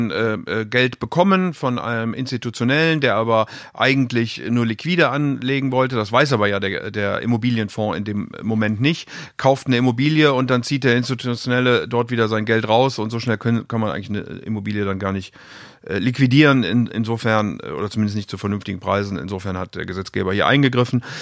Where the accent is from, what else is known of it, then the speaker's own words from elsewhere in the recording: Rhineland, Germany; eher da, wo ich herkomme, nämlich im Rheinland.